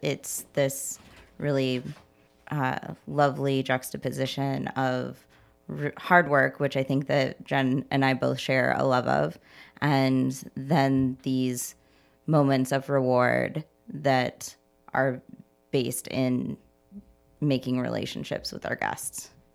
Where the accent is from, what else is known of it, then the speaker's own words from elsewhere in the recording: Indiana, United States; now in Chicago, United States; I'm originally from Indiana, and I've been here in Chicago since, uh, two thousand seven